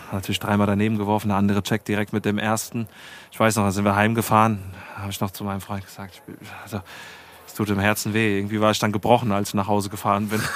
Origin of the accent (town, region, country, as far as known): Heusenstamm, Hesse, Germany; born or raised there